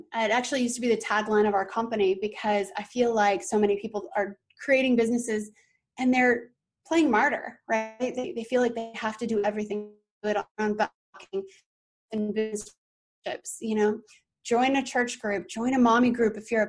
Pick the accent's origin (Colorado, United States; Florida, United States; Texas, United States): Colorado, United States; Now, I came from Colorado, so forgive me, but they have the best fried chicken, like, ever. I have never tasted fried food so good as I have here in the South